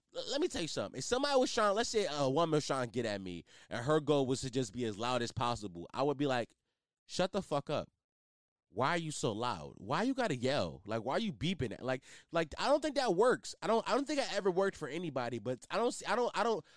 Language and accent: English; Philadelphia, Pennsylvania, United States; my city, I'm from Philly